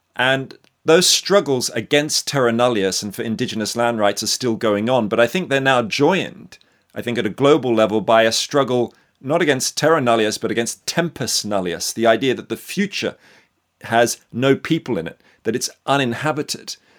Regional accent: Australia; I'm born and bred in Australia

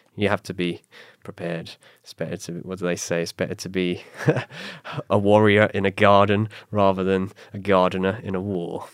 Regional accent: England, United Kingdom; moved away; my heritage as being English

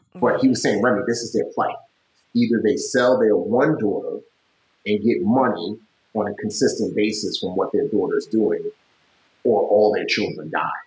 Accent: United States; as an American

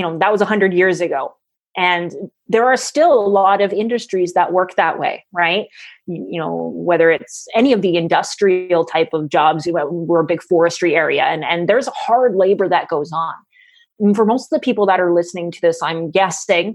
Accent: Canada; I'm a Canadian

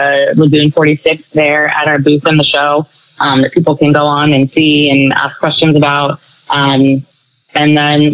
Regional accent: Annapolis, Maryland, United States; I grew up in Annapolis

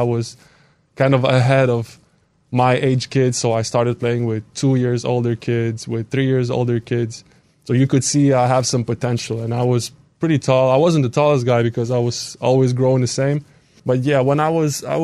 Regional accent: Iglauka, Marijampolė County, Lithuania; moved away as an adult; also born or lived in Kaunas, Lithuania; now in United States; growing up in Iglauka

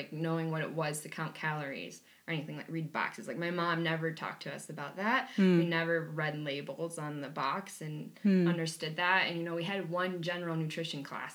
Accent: Wisconsin, United States; I come from Wisconsin. I come from humble backgrounds, working class family.

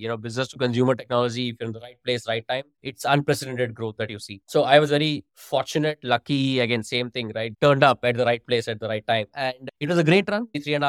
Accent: Hyderabad, Telangana, India; moved away as an adult; also born or lived in United Kingdom; Hyderabad, which is my hometown.

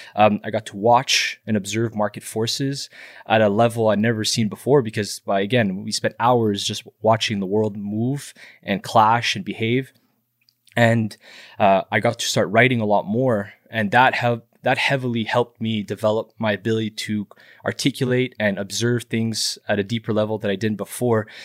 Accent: Montreal, Quebec, Canada; Born and raised in Montreal

